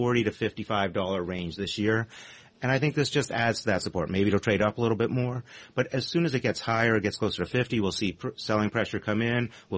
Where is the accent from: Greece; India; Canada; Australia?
Canada; now in United States; as a Canadian